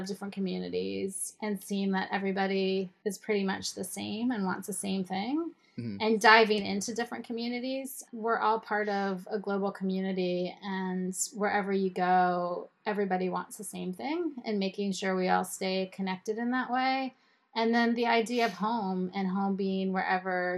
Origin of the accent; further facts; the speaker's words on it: State College, Pennsylvania, United States; also born or lived in Israel; In State College, Pennsylvania, where Penn State University is